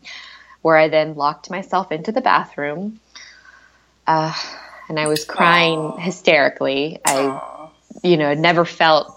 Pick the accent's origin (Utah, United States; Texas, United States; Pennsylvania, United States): Texas, United States; Houston; moved away as an adult; moved back to Houston, which was my hometown